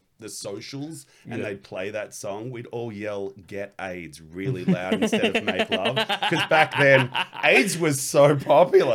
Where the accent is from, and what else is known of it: Canberra, Australian Capital Territory, Australia; born or raised there; also born or lived in Blue Mountains, New South Wales